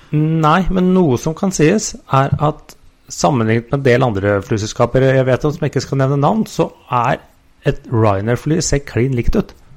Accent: Oslo, Norway; moved away as an adult; er egentlig født og oppvokst i Oslo og bodde der fram til nylig

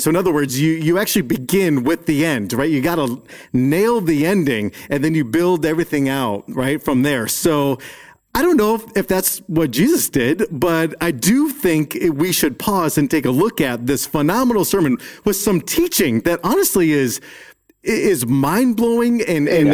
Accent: Chicago, Illinois, United States; I grew up in Chicago

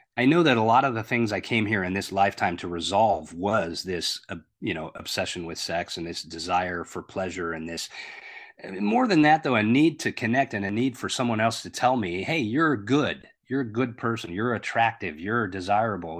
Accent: Long Beach, California, United States; I grew up in Long Beach, California

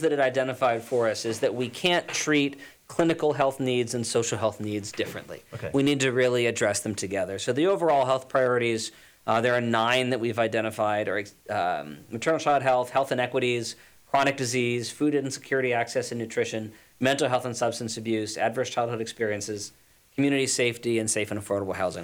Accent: Los Angeles, California, United States; moved away as an adult; now in New Jersey, United States; I'm originally from Los Angeles, California, came out here to, to go to school

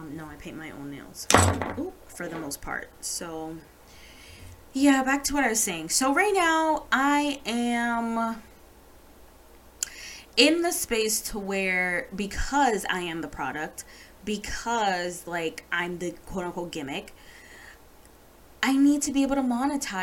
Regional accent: Jamaica; I'm Jamaican

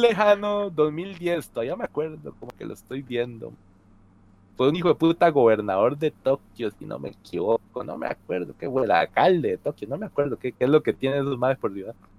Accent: Costa Rica; no es que en Costa Rica no lo tengamos

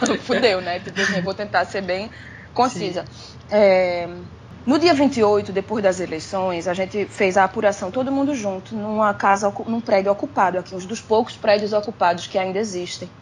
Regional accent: Brazil; moved away as an adult; also born or lived in agreste of Pernambuco (family); eu saí do Brasil porque dava, porque eu tinha um trabalho

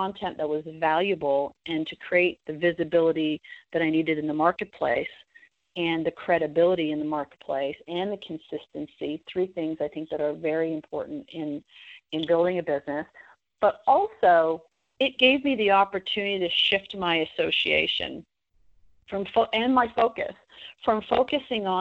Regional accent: Toronto, Ontario, Canada; moved away as an adult; now in United States; I moved to the U.S. from Canada. I'm originally from Toronto

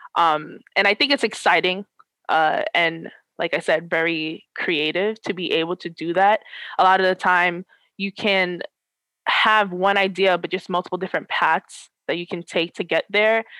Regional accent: New York, United States; I am from New York

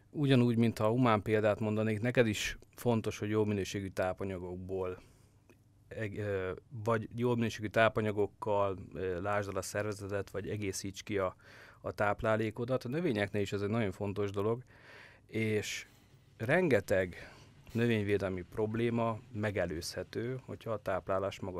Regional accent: Great Hungarian Plain, Hungary; Nézd, én alföldi gyerek vagyok, nekem nem áll messze a puszta és a fű látványa

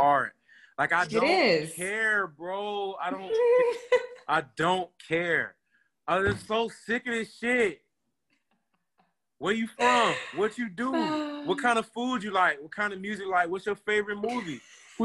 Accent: United States; I'm from Polk County

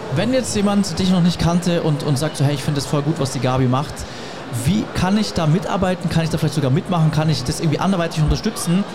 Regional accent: Germany; als Deutscher, der noch nie in Afrika war

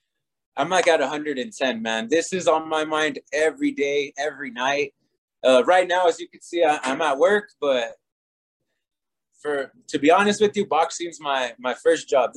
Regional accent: Santa Fe, New Mexico, United States; I am from Santa Fe

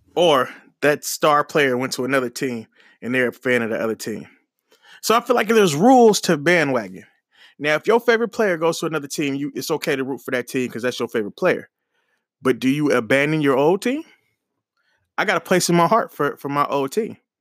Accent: Oakland, California, United States; I'm from Oakland, from the Bay

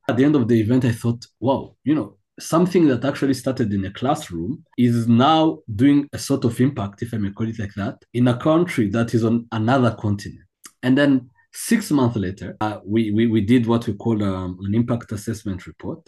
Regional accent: Kigali, Rwanda; I was born in Kigali

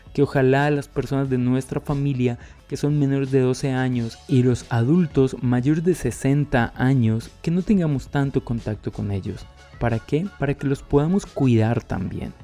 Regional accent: Colombia

